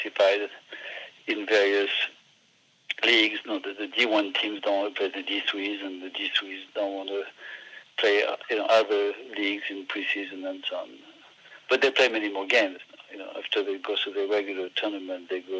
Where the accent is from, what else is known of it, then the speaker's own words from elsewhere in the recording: northern Burgundy, near Auxerre, Bourgogne-Franche-Comté, France; accent: French; English is a second language; moved away as an adult; now in United States; our hometown is in the northern part of Burgundy, near the town of Auxerre